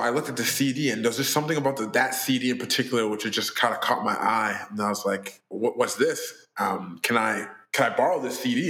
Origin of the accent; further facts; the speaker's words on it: Surrey, British Columbia, Canada; I'm born and raised in Surrey, BC.